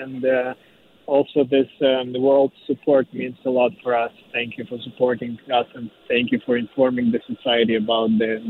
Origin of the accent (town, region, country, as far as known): Ukraine; born or raised there; moved away as an adult; now in Vancouver, Canada